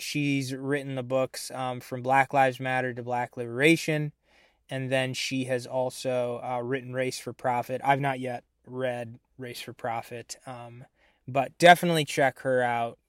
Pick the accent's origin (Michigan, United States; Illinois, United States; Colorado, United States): Illinois, United States; I'm from Illinois